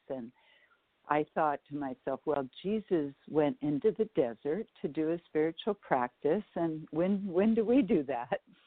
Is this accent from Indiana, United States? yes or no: no; San Francisco Bay Area, California, United States; I was raised in the Bay Area, in uh, San Francisco Bay Area